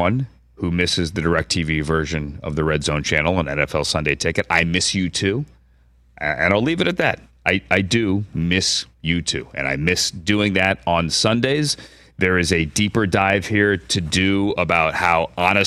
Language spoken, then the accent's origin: English; Washington, District of Columbia, United States; that's my hometown, by the way, Washington, D.C., or Northern Virginia, the DMV, as it's now called by many